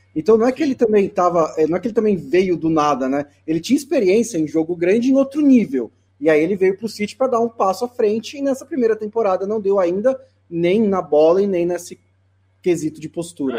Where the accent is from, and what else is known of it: Brazil